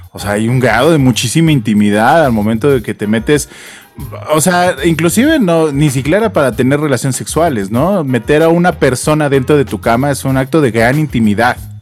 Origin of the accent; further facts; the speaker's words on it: Mexico; nosotros en nuestra infancia, por lo menos aquí en México